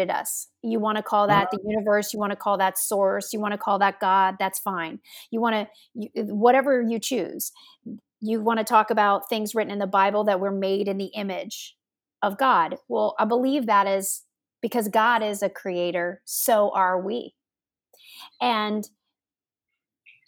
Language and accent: English; Kentucky, United States; also born or lived in Ohio; I was born in Ohio, even though I was raised in Kentucky, and I was born near Cleveland